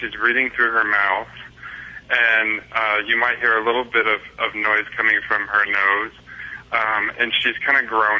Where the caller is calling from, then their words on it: Los Angeles, California, United States; Los Angeles, California.